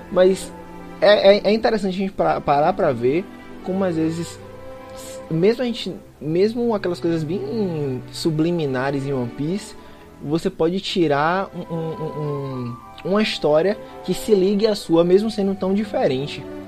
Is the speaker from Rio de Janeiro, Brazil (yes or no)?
no; Bahia, Brazil; eu sou baiano